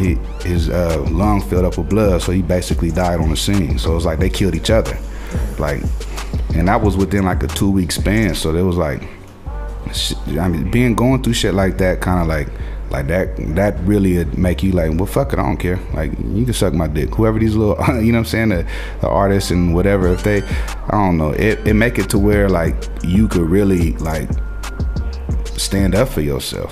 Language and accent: English; Portland, United States; moved away; I go to my hometown